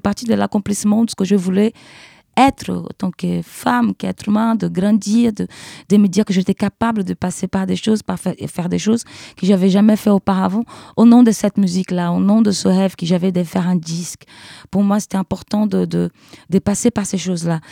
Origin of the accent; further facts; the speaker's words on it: Brazil; French is a second language; moved away as an adult; now in Paris, France; je suis brésilienne